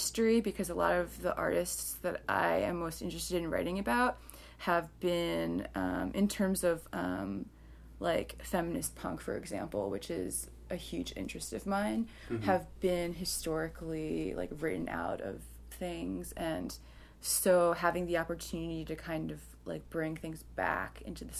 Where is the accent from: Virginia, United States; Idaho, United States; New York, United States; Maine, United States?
New York, United States; Long Island; I grew up on Long Island